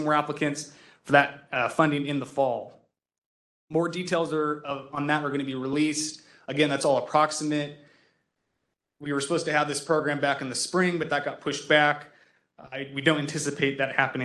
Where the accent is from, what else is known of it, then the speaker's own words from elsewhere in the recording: San Francisco, California, United States; I was born in San Francisco, spent a lot of my childhood here